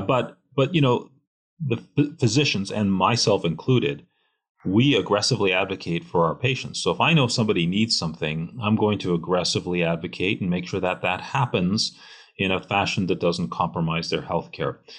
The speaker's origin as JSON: {"language": "English", "country": "Canada", "moved": "yes", "lives_now": "United States", "said": "I am Canadian"}